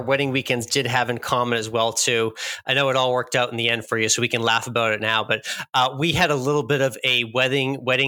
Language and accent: English; Massachusetts, United States; we both originally from Massachusetts